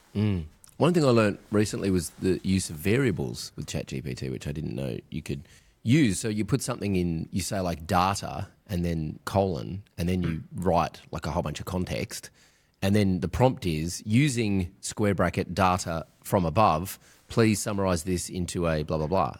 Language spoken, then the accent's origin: English; Australia; I'm Australian